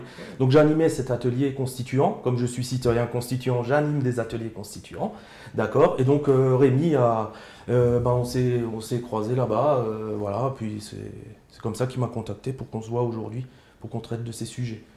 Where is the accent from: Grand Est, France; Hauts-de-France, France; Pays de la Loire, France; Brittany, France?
Grand Est, France; Alsace; accent: Alsatian; je suis alsacien, euh, dialectophone, donc ça veut dire que je parle alsacien. Avec mes grands-parents, je parlais alsacien.